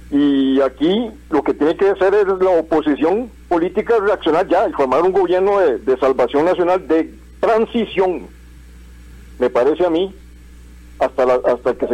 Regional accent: Desamparados, San José, Costa Rica; de Desamparados.

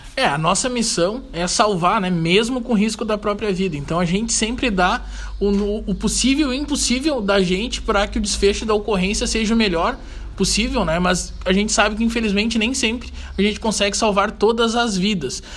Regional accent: Santa Maria, Rio Grande do Sul, Brazil; moved away as an adult; also born or lived in Santo Antônio da Patrulha; Natural de Santa Maria

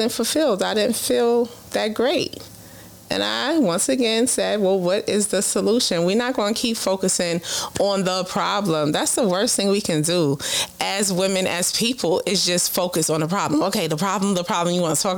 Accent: New York City, New York, United States; born and raised in Brooklyn.

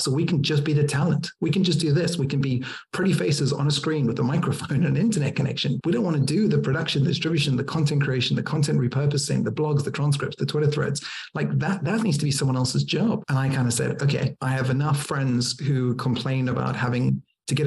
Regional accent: Cape Town, Western Cape, South Africa; now in United Kingdom; I'm originally from Cape Town, South Africa

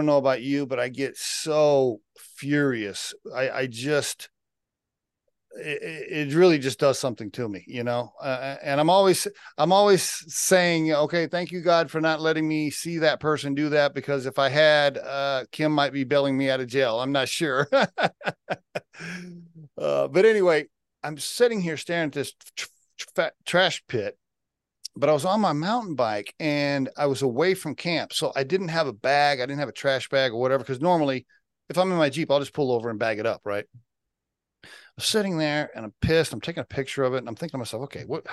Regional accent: Oklahoma, United States; now in Colorado, United States; I grew up in Oklahoma.

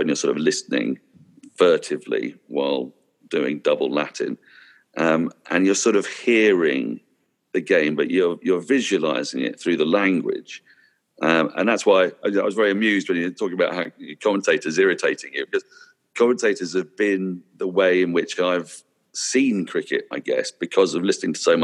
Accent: England, United Kingdom; as an Englishman

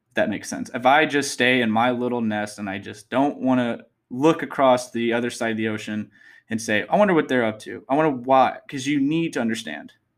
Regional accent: Texas, United States; I'm from Texas. Born and raised

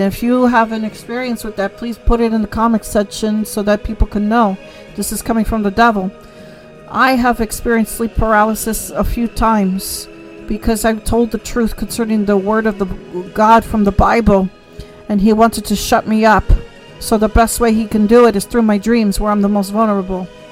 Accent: United States; who we are as American people

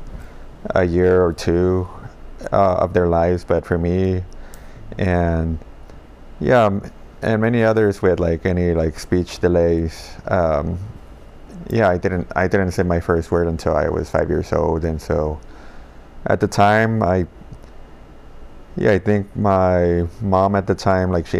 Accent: Los Angeles, California, United States; I grew up in South

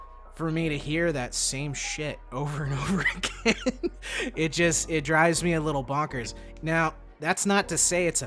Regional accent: Florida, United States; we're Florida boys

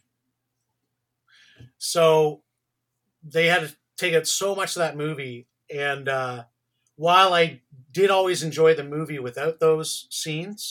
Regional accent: Canada; born or raised there

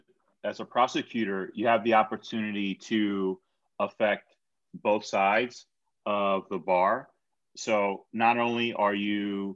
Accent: Philadelphia, Pennsylvania, United States; I'm from Philly. Both of my parents are from the Dominican Republic

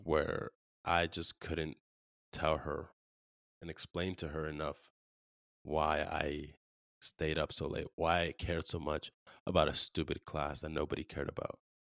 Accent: California, United States; now in Arizona, United States; where we grew up in California

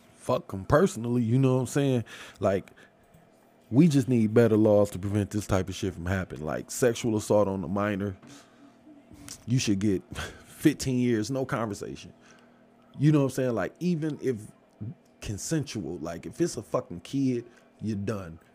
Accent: Detroit, Michigan, United States; I'm from Michigan. Like, yeah, I'm from Detroit.

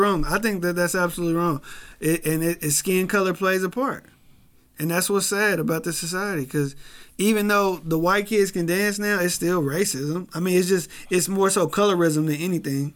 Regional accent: Kansas City, Missouri, United States; as a kid growing up in Kansas City

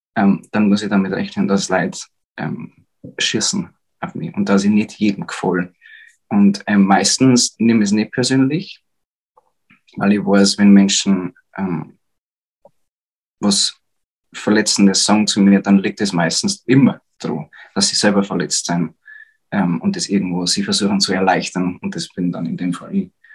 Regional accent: Upper Palatinate, Bavaria, Germany; accent: Bavarian; ich bin aus der Oberpfalz

